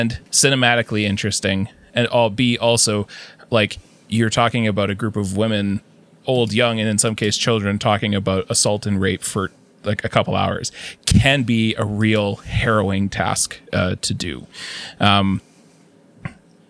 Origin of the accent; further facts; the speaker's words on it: Canada; a Canadian of a certain age